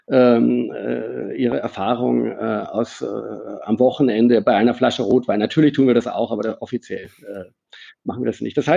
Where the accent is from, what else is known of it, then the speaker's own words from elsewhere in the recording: Germany; accent: German; Also ähm, mein Akzent ist ein Deutscher geblieben.